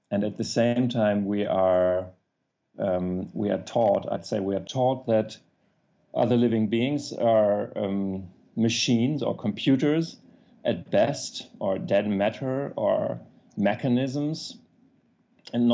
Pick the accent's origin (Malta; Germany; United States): Germany; accent: German; English is a second language; also born or lived in Apennine Mountains, Italy; my German accent